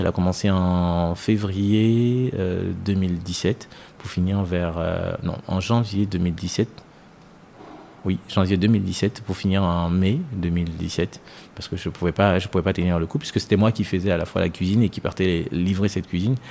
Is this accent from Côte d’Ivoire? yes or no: yes; Côte d’Ivoire; moved away as an adult; also born or lived in France; now in Côte d'Ivoire; je suis ivoirien, mais franco-ivoirien on va dire